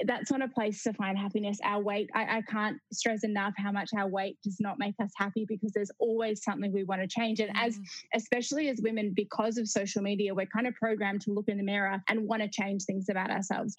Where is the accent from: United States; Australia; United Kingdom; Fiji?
Australia; Melbourne, Victoria; I grew up in Melbourne, in Australia